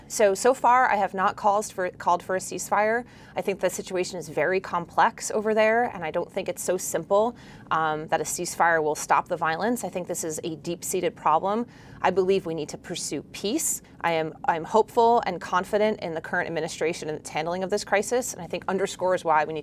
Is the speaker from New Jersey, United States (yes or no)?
yes; Clinton, New Jersey, United States; Hunterdon County is where I'm from. I have deep roots in this district. I grew up in Clinton and went to Voorhees High School.